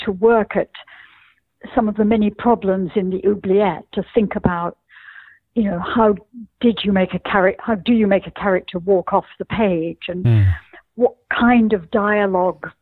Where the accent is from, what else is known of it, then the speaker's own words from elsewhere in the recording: Scotland, United Kingdom; growing up in Scotland, where at least in the world of my childhood, almost everyone was brown-haired and blue-eyed.